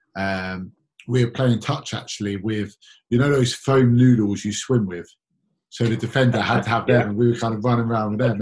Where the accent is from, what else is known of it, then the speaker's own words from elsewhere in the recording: London, United Kingdom; I'm born and raised in London